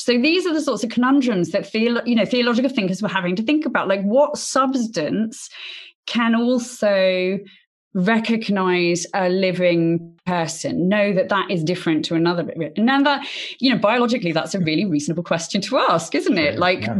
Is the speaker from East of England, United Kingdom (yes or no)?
no; Oxford, South East England, United Kingdom; I was born in Oxford and went to Oxford University